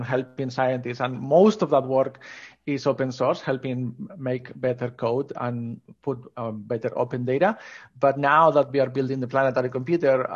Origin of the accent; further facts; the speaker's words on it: Asturias, Spain; I grew up in Spain, in North Coast, called Asturias.